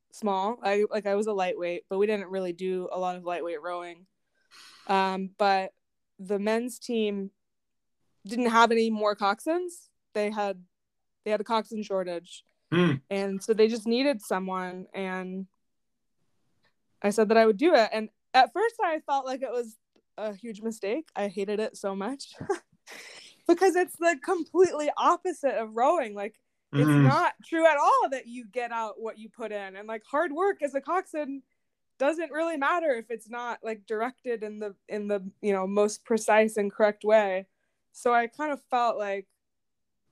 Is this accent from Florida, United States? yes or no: yes; Winter Park, Florida, United States; I grew up in Florida. I went to Winter Park High School